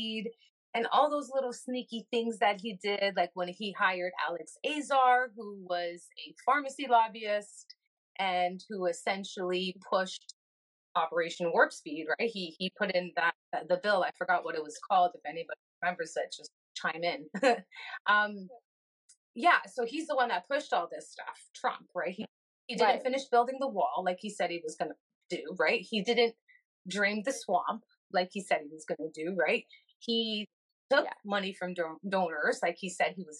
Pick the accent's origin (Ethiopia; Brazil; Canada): Canada; now in United States; I also immigrated to this country. I'm from Canada